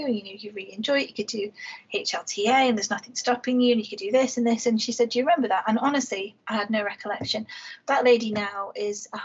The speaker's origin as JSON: {"language": "English", "town": "Liverpool", "region": "North West England", "country": "United Kingdom", "tie": "born or raised there", "said": "I was born and raised in Toxteth in Liverpool"}